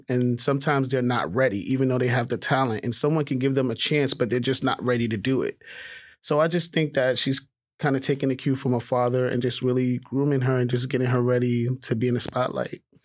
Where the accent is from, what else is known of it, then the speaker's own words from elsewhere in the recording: New York City, New York, United States; I grew up in Harlem